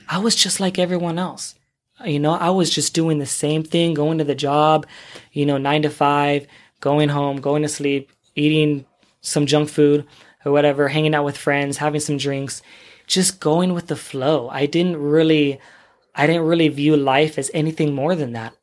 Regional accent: San Diego, California, United States; moved away as an adult; also born or lived in Los Angeles; now in Kuwait; I'm from the U S, I'm from California, San Diego, born and raised

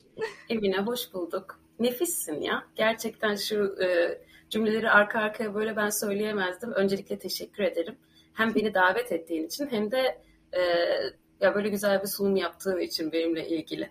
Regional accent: Ankara, Turkey; moved away as an adult; also born or lived in Istanbul; now in Ireland; Ankaralıyım. Yani, e, yirmi yaşıma kadar Ankara'da yaşadım.

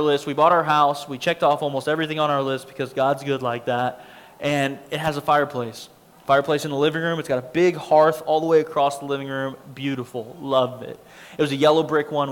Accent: Abilene, Texas, United States; also born or lived in Lubbock, Texas; I grew up in Abilene, Texas

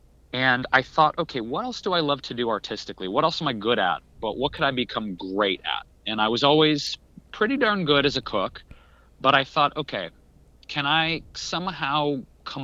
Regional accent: Detroit, Michigan, United States; moved away; I grew up in Detroit. I actually grew up in the city of Detroit.

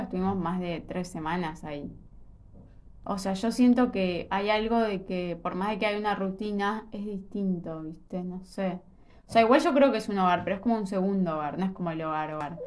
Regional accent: Argentina; nosotros somos, como un país eh, re tercer mundo

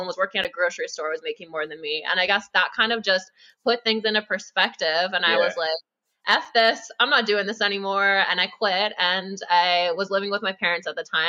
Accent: Grimsby, Ontario, Canada; moved away as an adult; now in Ottawa, Canada; I grew up in Grimsby, like super small town, moved out to Ottawa in 2019

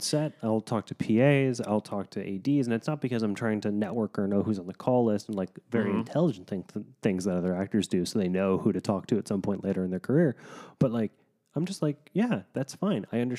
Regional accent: Kansas, United States; also born or lived in Washington, D.C.; now in Los Angeles, United States; I'm from Kansas, so like a lot of open space.

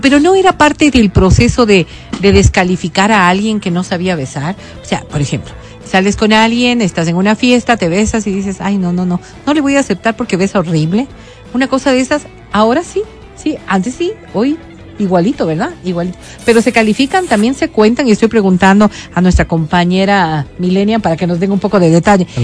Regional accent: Ecuador; simplemente como ecuatorianos

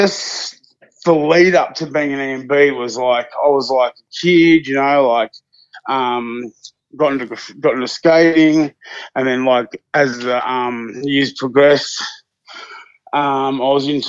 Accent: Hawthorn, Victoria, Australia; I'm from Hawthorne.

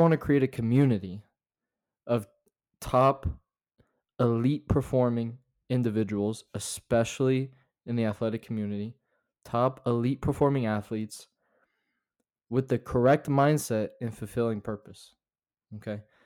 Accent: Florida, United States; also born or lived in North Carolina; now in Utah, United States; I was born in North Carolina, but I was raised in Florida, um, way down south

